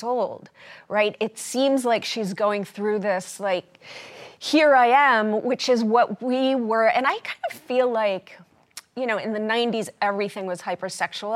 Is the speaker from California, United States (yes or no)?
no; New York City, New York, United States; accent: New York; I'm from Brooklyn